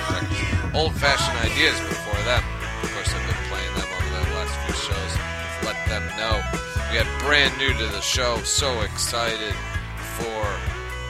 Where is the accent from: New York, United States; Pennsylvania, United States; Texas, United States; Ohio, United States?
New York, United States; accent: New York; my New York accent